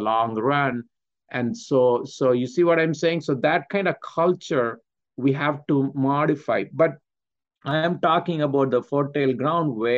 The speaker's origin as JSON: {"language": "English", "region": "Michigan", "country": "United States", "said": "I'm from Michigan"}